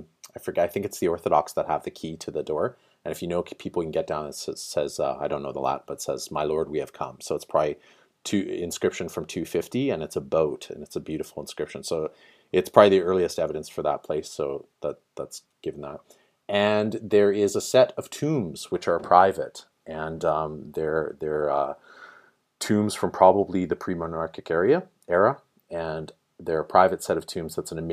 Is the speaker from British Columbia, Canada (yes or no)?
yes; northern British Columbia, Canada; moved away as an adult; also born or lived in Vancouver / Dublin / Toronto; So born and raised in northern British Columbia. Spent some time in Vancouver.